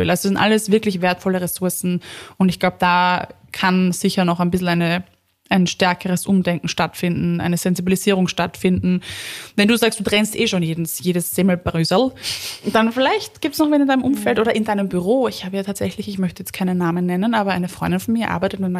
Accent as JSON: {"language": "German", "region": "Vienna", "country": "Austria", "said": "Und dann kannst du ja halt als Wienerin hingehen und sagen, so, ich kaufe mir jetzt Erde von meinem eigenen Kompost."}